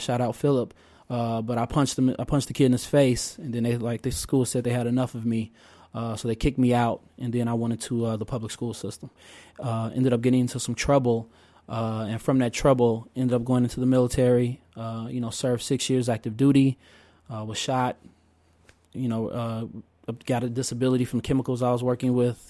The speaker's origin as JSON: {"language": "English", "town": "Oak Park", "region": "Illinois", "country": "United States", "tie": "born or raised there", "also_born_or_lived": "Chicago, Illinois", "said": "I was born in Morgan Park, south side of Chicago, uh, and at the age of five, you know, my parents, uh, scraped together enough money, uh, you know, in their, in their efforts, so, like so many families, to, uh, you know, find better and greater opportunity and safety for their child. Uh, and we moved to Oak Park, Illinois"}